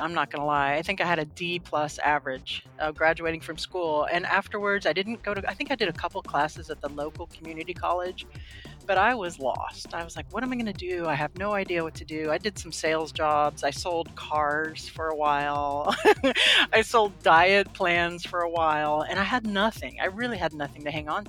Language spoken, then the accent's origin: English; Homestead, Florida, United States; But I grew up in Homestead, Florida